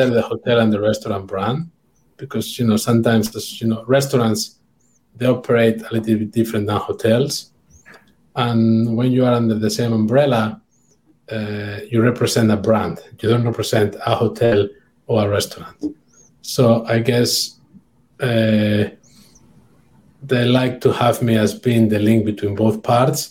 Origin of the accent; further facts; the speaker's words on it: near San Sebastian, Basque Country, Spain; moved away; San Sebastian is very close to my hometown